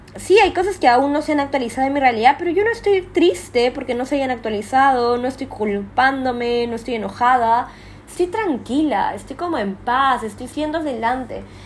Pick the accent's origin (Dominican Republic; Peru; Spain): Peru; moved away as an adult; now in Thailand; como peruana